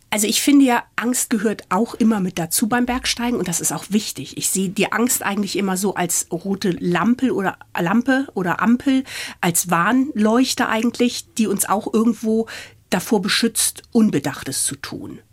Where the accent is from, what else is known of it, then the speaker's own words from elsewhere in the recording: Ahrensburg, Schleswig-Holstein, Germany; moved away as an adult; also born or lived in Hamburg / Munich; Meine Kindheit habe ich auf dem Plattenland bei Hamburg verbracht